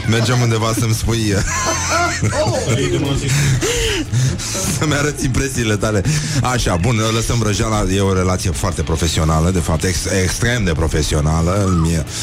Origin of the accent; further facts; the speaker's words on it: Brăila, Brăila County, Romania; mi-au zis că am accent maghiar